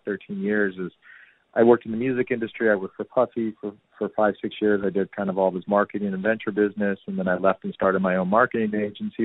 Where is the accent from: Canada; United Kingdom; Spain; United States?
United States; Danville, California; moved away as an adult; now in New York City, United States; I grew up in a really cool suburb in Northern California called Danville